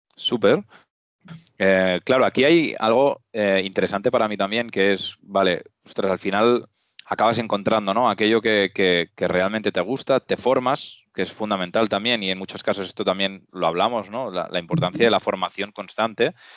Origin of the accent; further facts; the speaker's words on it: Reus, Catalonia, Spain; los dos somos, somos Reusengs